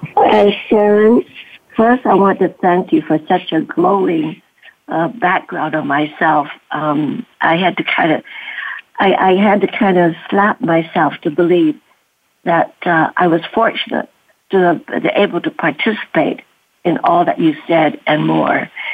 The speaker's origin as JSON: {"language": "English", "country": "Canada", "tie": "born or raised there", "also_born_or_lived": "Canton, China", "said": "grow up in Canada"}